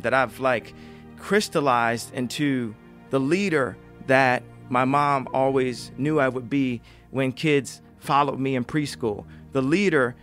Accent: Chicago, Illinois, United States; never think that I'm not from Chicago for one second

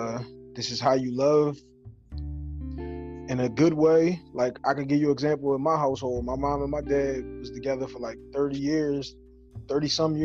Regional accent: Philadelphia, Pennsylvania, United States; Philly. South Philly.

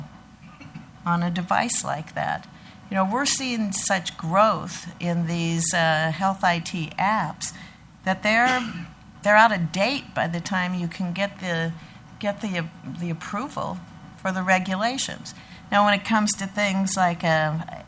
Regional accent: Lincoln, Nebraska, United States; also born or lived in Sand Hills, Cherry County, Nebraska; I grew up in Lincoln, in our capital city.

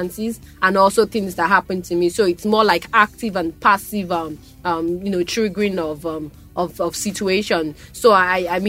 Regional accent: Ibadan, Oyo, Nigeria; I come from Ibadan.

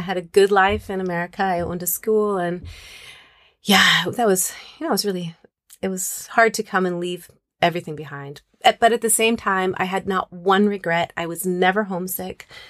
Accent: Moscow, Idaho, United States; moved away as an adult; also born or lived in Arizona / Chicago; I grew up in Moscow, Idaho

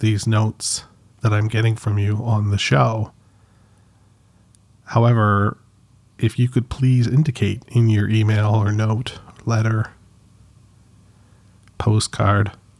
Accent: Canada; I'm Canadian, but I'm not French Canadian

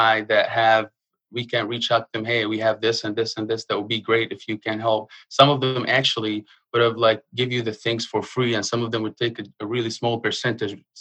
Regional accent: Jordan; moved away as an adult; now in Murfreesboro, United States; I'm originally from Palestine. I was born and raised in Jordan, in the Middle East, to the U.S. a little bit over 5 years ago now. Came as an immigrant.

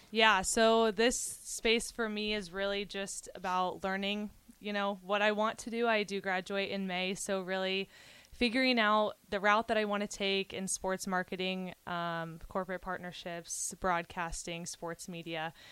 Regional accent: Kansas City, Missouri, United States; I am from Kansas City, very big Chiefs fan

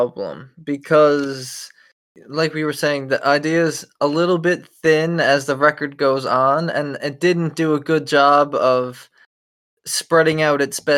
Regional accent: Canada; as Canadians

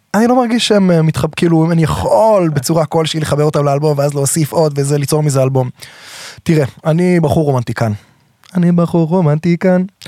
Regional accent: Herzliya, Tel Aviv District, Israel; גדלתי בהרצליה, בעיר, במקור

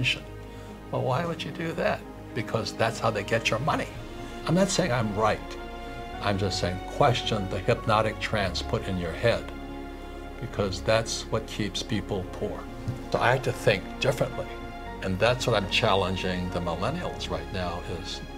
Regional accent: Hawaii, United States; when I was 9 years old, growing up in Hawaii

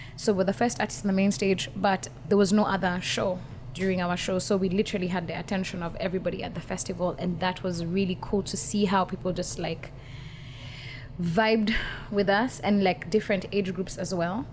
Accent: Nairobi, Kenya; I come from Kenya, born and raised, and I still live there

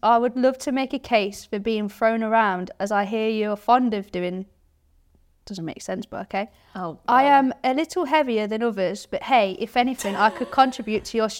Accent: England, United Kingdom

